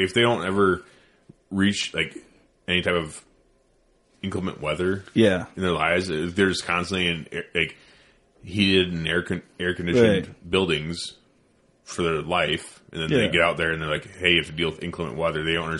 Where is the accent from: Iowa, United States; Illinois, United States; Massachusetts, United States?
Iowa, United States; I'm from Iowa.